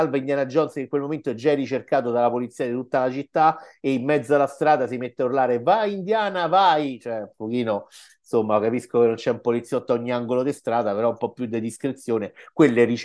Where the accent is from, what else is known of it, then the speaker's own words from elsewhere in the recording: Rome, Lazio, Italy; Dicevo, da romano e romanista sono molto orgoglioso perché gli antichi romani hanno fatto il culo così ai nazisti